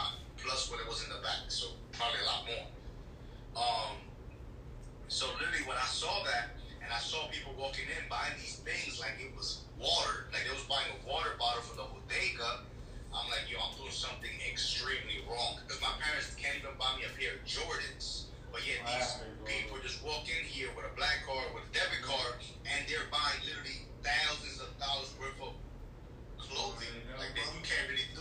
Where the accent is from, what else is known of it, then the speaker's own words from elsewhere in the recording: New York, United States; also born or lived in Santo Domingo, Dominican Republic; I moved to New York, Washington Heights